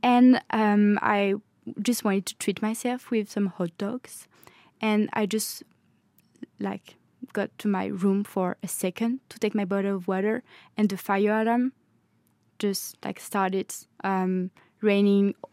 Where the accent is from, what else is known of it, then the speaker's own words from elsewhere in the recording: Normandy, France; English is a second language; moved away as an adult; also born or lived in Paris, France; now in Norway; I'm from Normandy in France